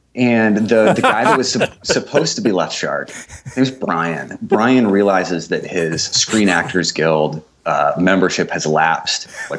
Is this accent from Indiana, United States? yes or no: yes; Indianapolis, Indiana, United States; moved away as an adult; also born or lived in Nashville; Moved back to my hometown of Indianapolis a couple years ago, and I'm working for a digital marketing agency here